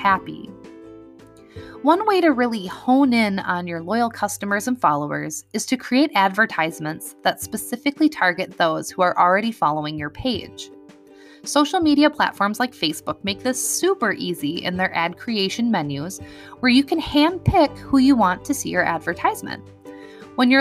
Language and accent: English; Wisconsin, United States; So in my hometown, I shop at a local grocery store